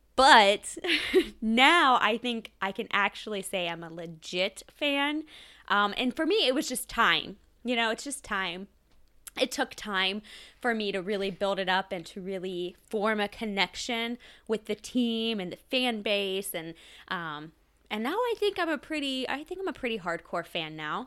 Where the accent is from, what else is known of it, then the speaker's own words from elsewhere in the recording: Ohio, United States; I grew up in Ohio. I'm born and raised, I'm an Ohio girl